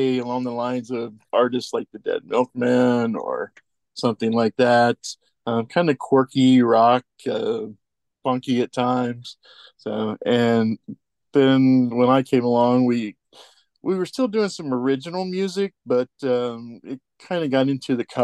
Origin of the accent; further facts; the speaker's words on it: Portsmouth, Ohio, United States; we're from the Portsmouth, Scioto County area